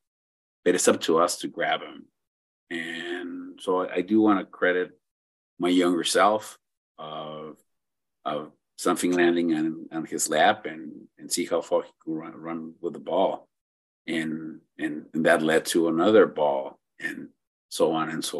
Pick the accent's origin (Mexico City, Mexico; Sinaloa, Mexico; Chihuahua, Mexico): Chihuahua, Mexico; Ciudad Juárez; also born or lived in El Paso, Texas, United States; I was born in El Paso, Texas, but grew up in Juarez, Mexico, right across the border